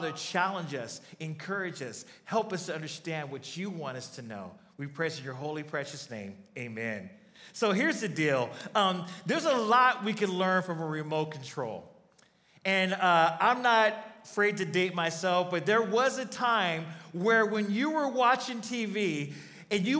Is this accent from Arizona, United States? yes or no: yes; Arizona, United States; I'm from Arizona